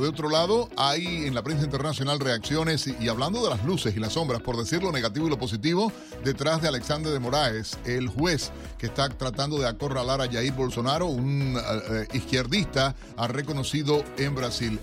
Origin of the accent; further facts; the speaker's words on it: Cuba; moved away; Somos cubanos, americanos con mucha honra